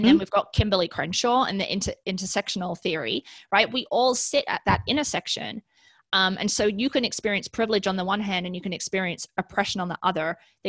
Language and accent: English; United Kingdom; it's making me think about growing up in the United Kingdom, being so close to mainland Europe, right?